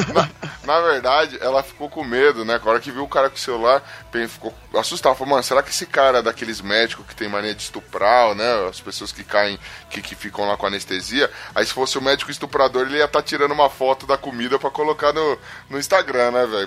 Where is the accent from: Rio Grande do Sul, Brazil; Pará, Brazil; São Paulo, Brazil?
São Paulo, Brazil; Eu sou de Taquera